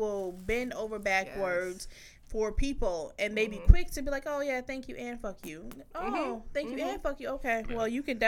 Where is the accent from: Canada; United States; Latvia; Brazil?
United States; rural Virginia; moved away; I'm from the South. And, you know, me and Verse are from VA, but I'm from the country part of VA